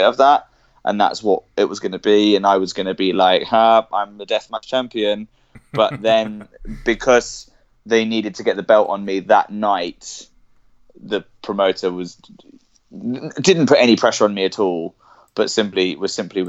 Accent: Cambridge, East of England, United Kingdom; I was born I was born in Cambridge, and I grew up there

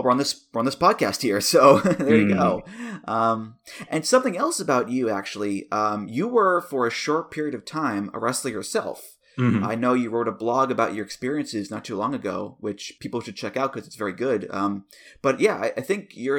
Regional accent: United States; as an American

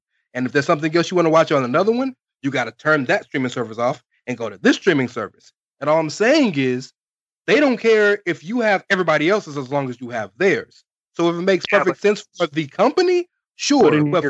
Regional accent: the South, United States; Good, because I don't care about him anyway. I'm from the South.

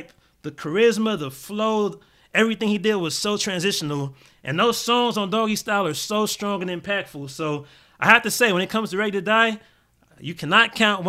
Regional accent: Gardena, California, United States; moved away; also born or lived in Tallahassee, Florida (FAMU); I grew up in Gardena. I was Crenshaw and Rosecrans

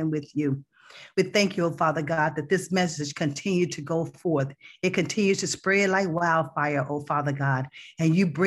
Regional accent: Texas, United States; also born or lived in Plano, Texas / Allen, Texas; I am from Texas too

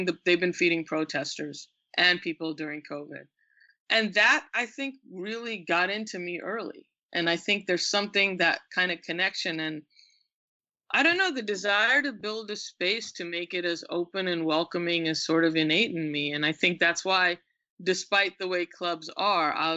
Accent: Westbury, New York, United States; also born or lived in England / India; I grew up in Westbury, Long Island, which is a suburb, but it's a Black suburb

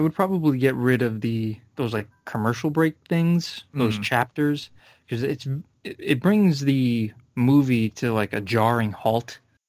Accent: Philadelphia, Pennsylvania, United States; It's just, I'm from Philadelphia.

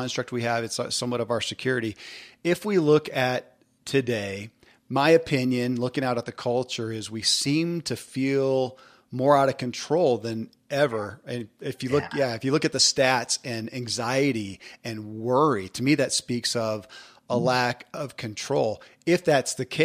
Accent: the Bible Belt, United States; I come from the Bible Belt in a big way

